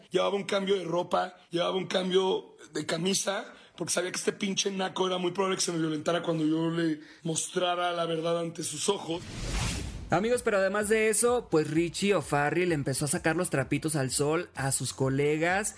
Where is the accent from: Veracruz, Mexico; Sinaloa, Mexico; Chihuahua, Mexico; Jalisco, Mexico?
Sinaloa, Mexico; Los Mochis; Yo soy de los Mochis, Sinaloa